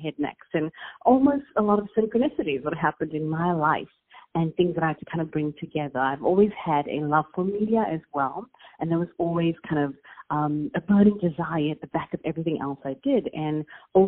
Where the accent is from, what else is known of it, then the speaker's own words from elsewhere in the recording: South Africa; accent: South African; moved away as an adult; now in Los Angeles, United States; I don't know if you can tell by my accent, but I'm South African. So that's a very unique one. And people are always intrigued by that in the United States. So I do reside in LA now. But I grew up in South Africa